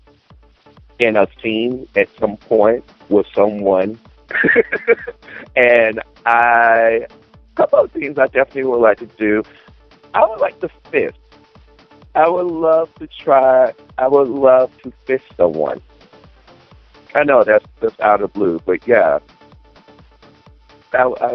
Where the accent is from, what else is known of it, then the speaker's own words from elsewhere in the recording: the South, United States; I'm from the South